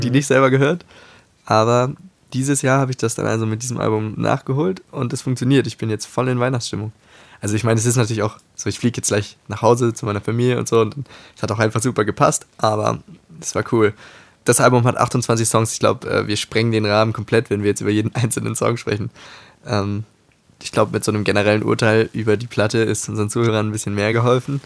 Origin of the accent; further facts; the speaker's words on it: Hamburg, Germany; als Hamburger Junge